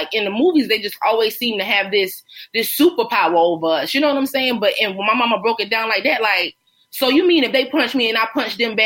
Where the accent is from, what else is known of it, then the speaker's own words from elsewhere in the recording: Myrtle Beach, South Carolina, United States; growing up in Myrtle Beach